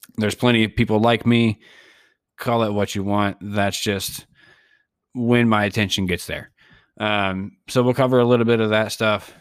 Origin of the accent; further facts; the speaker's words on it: Tampa, Florida, United States; moved away; I'm originally from the Tampa Bay area